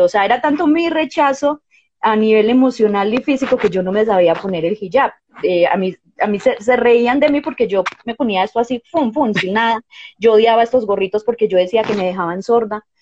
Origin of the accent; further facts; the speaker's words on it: Colombia; also born or lived in Medellín, Colombia; yo nací en Colombia